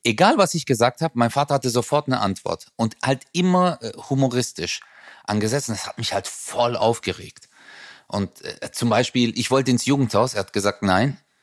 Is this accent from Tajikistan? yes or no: no; Southern Germany, Germany; bei uns im Süden